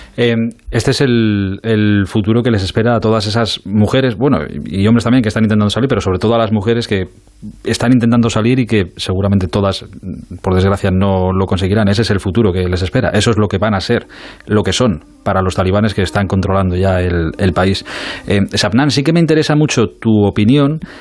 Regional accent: Spain

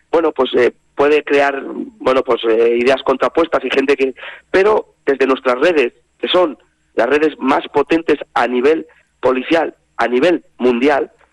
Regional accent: Castile, Spain; now in Navarre, Spain; incluso como en mi caso, que venimos de Castilla, ya es nuestra tierra, nuestros hijos han nacido aquí, han podido disfrutar y la verdad es que vivimos eh, tan a gusto y nos sentimos tan navarros que no tenemos la intención de irnos.

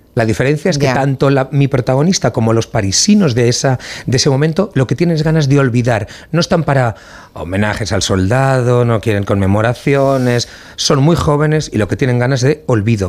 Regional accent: Valencian Community, Spain; como valenciano

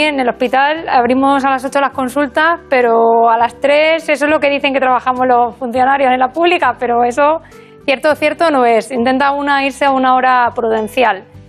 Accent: Burgos, Castile and León, Spain; moved away as an adult; also born or lived in Extremadura / Badajoz; now in A Coruña, Spain; me crié en Burgos

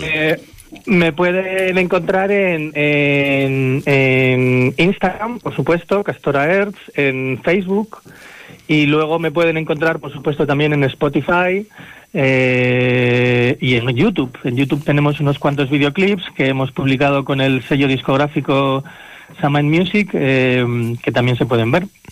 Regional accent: El Cerrato, Castile and León, Spain; also born or lived in Tierra de Campos; aunque yo no soy de Tierra de Campos, yo soy del Cerrato

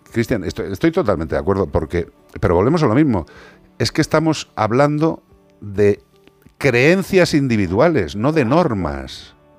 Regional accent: Ourense, Galicia, Spain; en Ourense, en mi tierra.

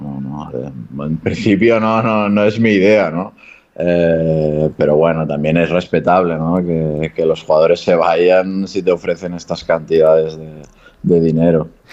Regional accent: Barcelona, Catalonia, Spain; moved away as an adult; also born or lived in Japan / Granada; now in Andorra; cerca de, de Barcelona, que es de donde soy

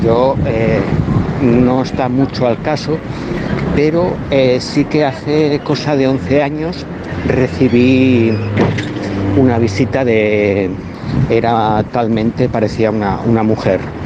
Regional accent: San Cristóbal del Vallés, Catalonia, Spain; soy de San Cristóbal del Vallés

